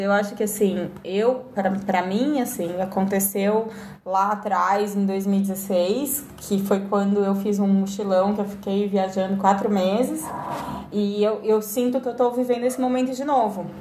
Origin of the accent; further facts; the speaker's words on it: Brazil; Eu sou brasileira